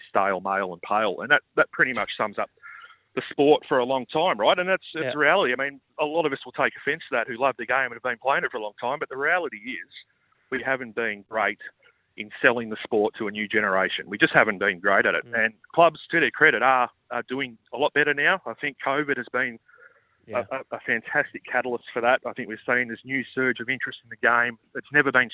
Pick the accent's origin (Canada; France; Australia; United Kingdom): Australia; As an Australian golf fan